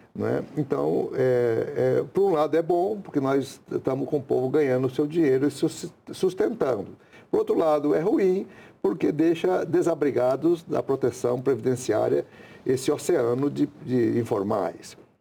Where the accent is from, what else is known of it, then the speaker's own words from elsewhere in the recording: Goiás, Tocantins, Brazil; moved away as an adult; also born or lived in Rondônia; Eu mesmo sou aqui do estado de Goiás, Tocantins, fui para lá